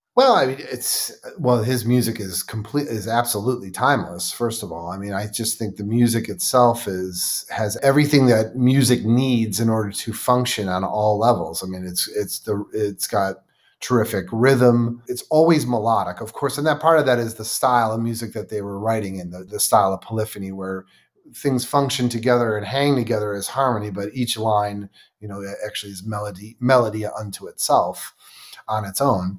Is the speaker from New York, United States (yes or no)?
yes; Buffalo, New York, United States; I was born and raised in Buffalo, New York